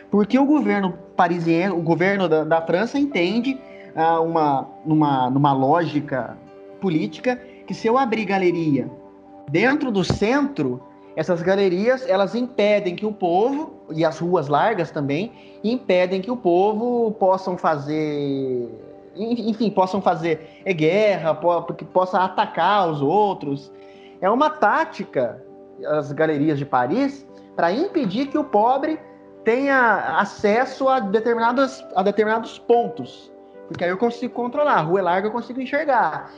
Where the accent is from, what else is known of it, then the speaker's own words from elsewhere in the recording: Minas Gerais, Brazil; eu sou lá de Minas Gerais